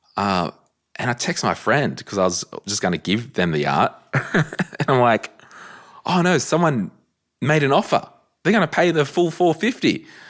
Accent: Central Coast, New South Wales, Australia; moved away; I'm from the Central Coast originally

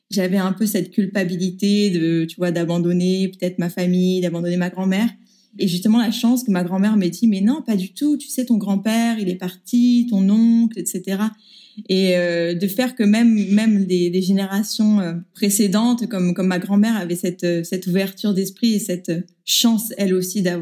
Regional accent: Paris, Île-de-France, France; moved away as an adult; also born or lived in Buenos Aires, Argentina; now in Berlin, Germany; 28 ans, je viens de Paris. Je suis née et j'ai été élevée euh, dans le 15e arrondissement de Paris.

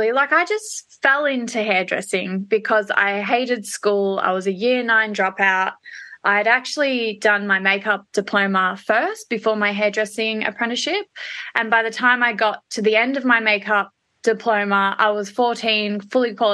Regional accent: Perth, Western Australia, Australia; born there; Yes, I was born in Perth, Australia.

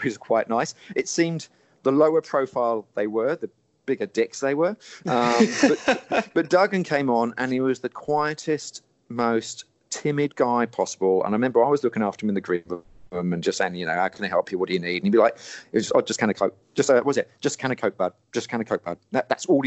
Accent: Portsmouth, South East England, United Kingdom; moved away; I came from Portsmouth back in the day, so I grew up going to coin arcades down by the beach

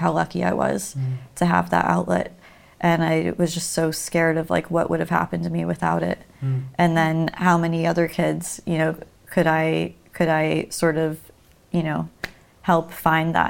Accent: Miami, Florida, United States; I'm from Miami, and in Florida

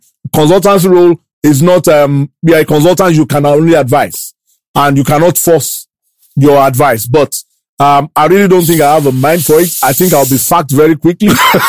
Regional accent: Ibadan, Oyo, Nigeria; moved away; also born or lived in Lagos; I'm not from Ibadan, but I grew up there at school, practically all my schooling. I think it was only my A-levels that I had in Lagos. Practically grew up there

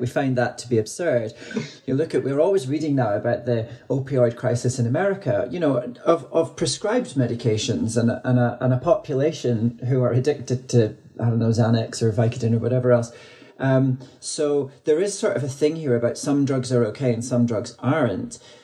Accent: Dundee, Scotland, United Kingdom; now in London, United Kingdom; I was born in Dundee, a city which now, in 2021, has the highest overdose death in Europe

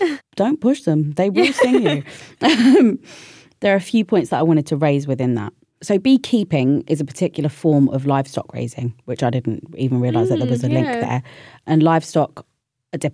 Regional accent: London, United Kingdom; I'm a city girl, born and bred in London

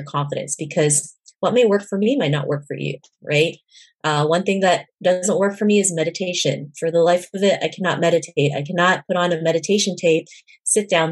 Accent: Canada; growing up in Canada

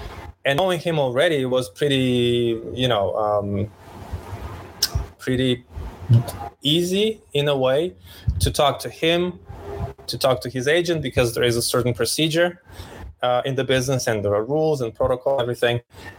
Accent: Ukraine; also born or lived in Romania / Austria / Poland; Well, I'm a mix of Austrian Romanian dad and Polish Ukrainian mom. I was born in Ukraine. I was raised Ukraine, Romania, less Austria, less Poland, all around the Europe.

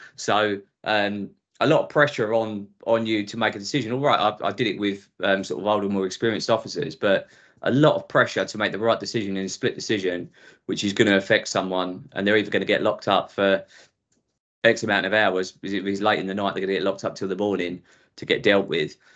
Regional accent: Essex, East of England, United Kingdom; accent: Essex; also born or lived in Southall, London; when I was five, I moved out to Essex, which is which you probably tell from my accent where I've been ever since. So very much sort of Essex indoctrinated

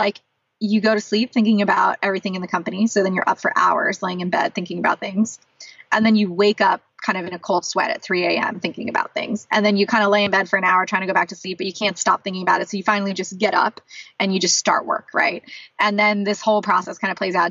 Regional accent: San Diego, California, United States; also born or lived in San Francisco Bay Area, California; now in Los Angeles, United States; I'm from San Diego originally, which is about a 2-hour drive from there.

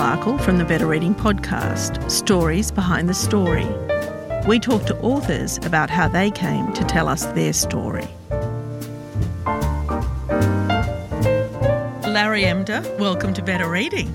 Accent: Sydney, New South Wales, Australia; I grew up in Glebe

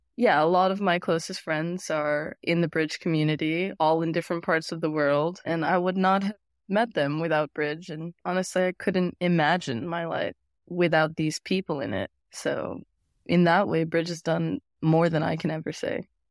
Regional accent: Las Vegas, Nevada, United States; I grew up in Vegas

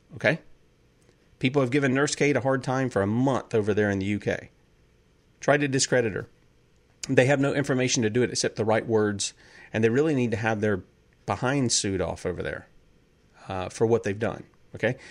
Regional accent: South Carolina, United States; I'm from the U S occupied state of South Carolina

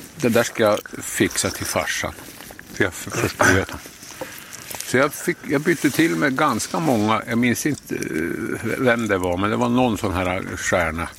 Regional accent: Söderhalas, Norrbotten County, Sweden; also born or lived in Jokkmokk; så flyttade vi då till Söderhalas där jag växte upp

